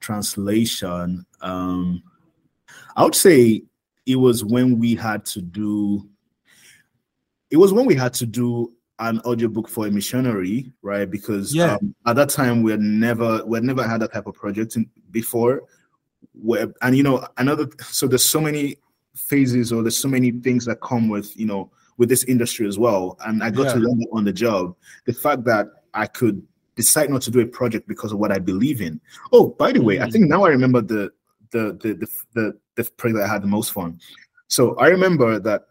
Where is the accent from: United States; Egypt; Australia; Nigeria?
Nigeria; Oyo; also born or lived in Lagos, Nigeria / Cyprus; I'm from Oyo State.